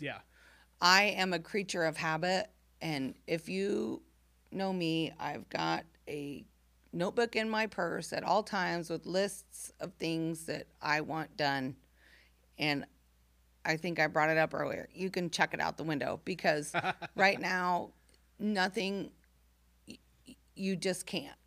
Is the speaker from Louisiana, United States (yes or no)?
no; Camargo, Illinois, United States; moved away; I grew up in Camargo, Illinois